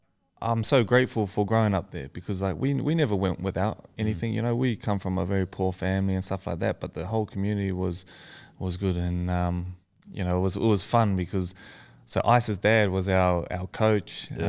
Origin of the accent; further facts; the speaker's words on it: Tokoroa, Waikato, New Zealand; also born or lived in Auckland; Yeah, so I grew up in Tukuru, which is like a small town in the South Waikato.